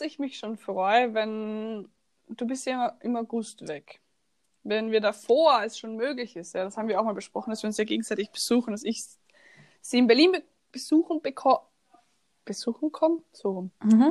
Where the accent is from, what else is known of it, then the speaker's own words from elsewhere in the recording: Austria; accent: Austrian; ich kann keinen Dialekt, ich rede nur Österreichisch